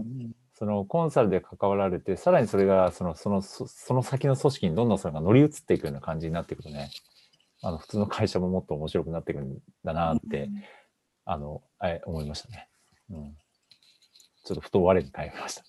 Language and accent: Japanese; Shiga, Japan; 僕、滋賀出身